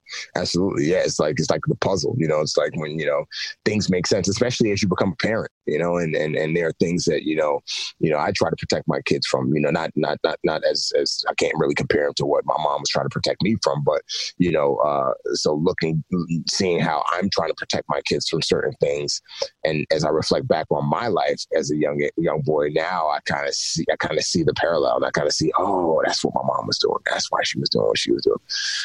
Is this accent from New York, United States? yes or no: yes; Bronx, New York, United States; growing up in the Bronx, walking down the streets, and the crack epidemic was huge, was really, really big at the time when I was growing up, late 80s, early 90s.